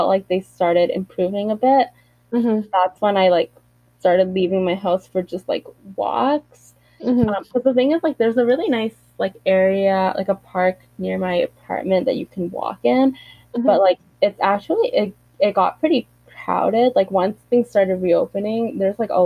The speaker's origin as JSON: {"language": "English", "country": "Canada", "said": "me being Canadian"}